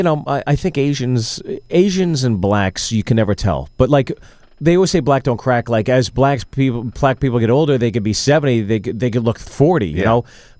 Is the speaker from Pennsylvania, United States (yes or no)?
yes; Pittsburgh, Pennsylvania, United States; I grew up in Pittsburgh.